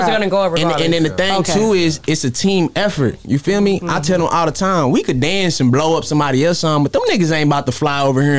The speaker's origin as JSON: {"language": "English", "town": "Brooklyn", "region": "New York", "country": "United States", "tie": "born or raised there", "said": "I was born in Brooklyn, grew up on Rockefeller."}